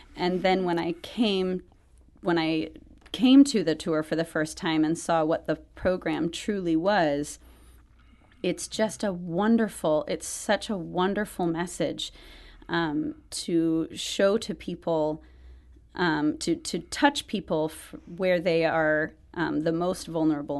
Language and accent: English; outside of Atlanta, Georgia, United States; I grew up outside of Atlanta